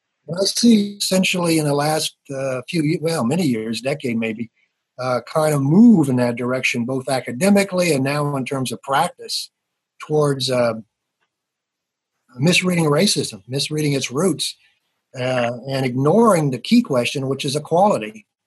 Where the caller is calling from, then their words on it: Pittsburgh, Pennsylvania, United States; I'm calling from Pittsburgh. I've lived here since I came here for school in 1969.